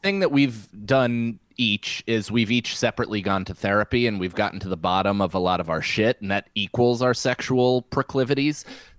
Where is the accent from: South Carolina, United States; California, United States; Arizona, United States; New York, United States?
New York, United States; I mean, that's that's what being a New Yorker is, I feel like, is being comfortable crying in front of thousands of people.